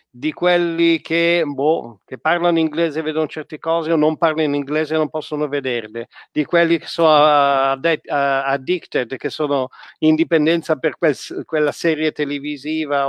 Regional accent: Italy; di noi italiani

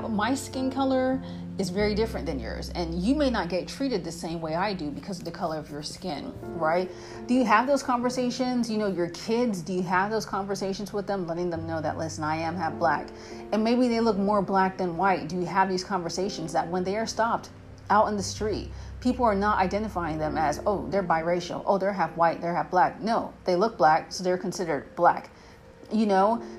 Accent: United States; we, as American citizens

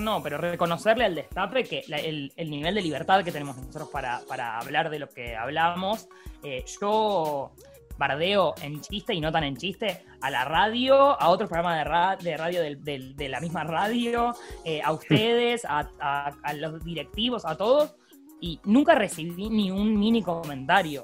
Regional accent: Buenos Aires, Argentina; soy porteña

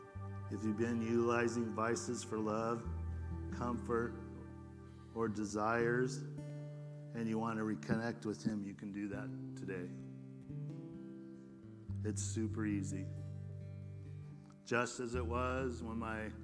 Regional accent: West Covina, California, United States; I'm a dude from West Covina

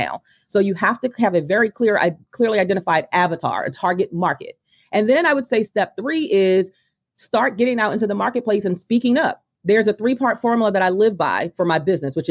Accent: Baltimore, Maryland, United States; my hometown of Baltimore

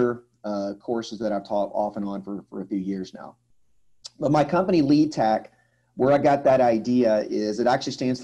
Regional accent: Atlanta, Georgia, United States; moved away as an adult; I'm from the Atlanta, Georgia area in the southeast in the United States. I was actually born and raised in this area

